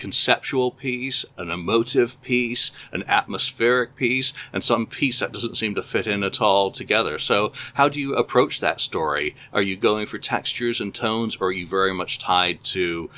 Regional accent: Canada; obviously, I think, as a Canadian.

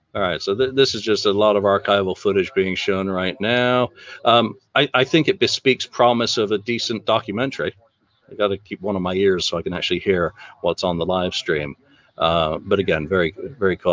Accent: England, United Kingdom; even as an Englishman

